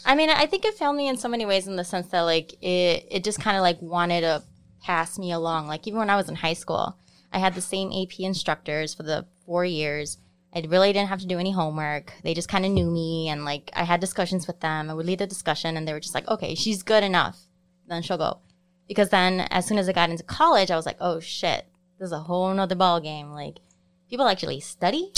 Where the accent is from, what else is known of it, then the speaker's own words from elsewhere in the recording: Chicago, Illinois, United States; also born or lived in Cicero; I grew up in Pilsen